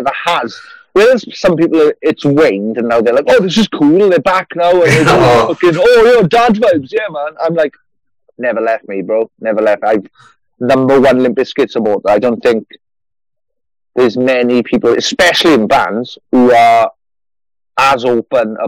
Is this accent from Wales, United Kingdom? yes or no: yes; Merthyr Tydfil, Wales, United Kingdom; 30 miles north of Cardiff. Wales.